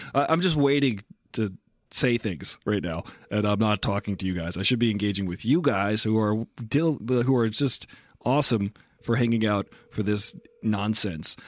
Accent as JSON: {"language": "English", "town": "Massapequa", "region": "New York", "country": "United States", "said": "we're both from Massapequa"}